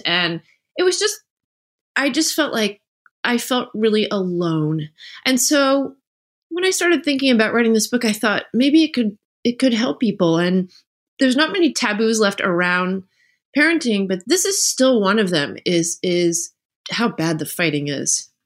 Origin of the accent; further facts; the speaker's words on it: New Jersey, United States; I grew up in New Jersey